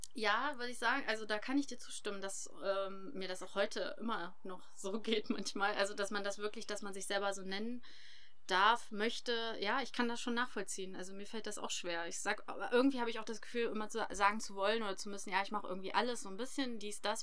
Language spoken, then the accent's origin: German; Harz, Germany; moved away as an adult; also born or lived in Hildesheim; dass das unsere Heimat ist, der Harz